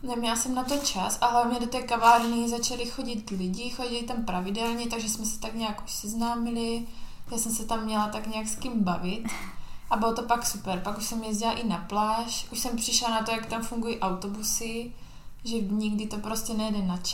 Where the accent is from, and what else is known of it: Czechia; also born or lived in Spain